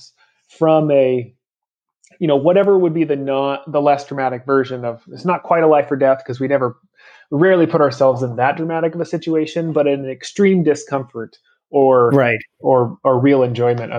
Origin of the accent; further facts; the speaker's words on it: Oregon, United States; I grew up in Oregon